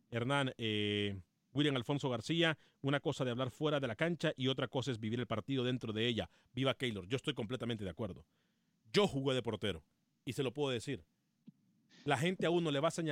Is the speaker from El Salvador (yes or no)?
yes; El Salvador; ¿Usted dónde es, …? Eh, eh, yo soy del Salvador.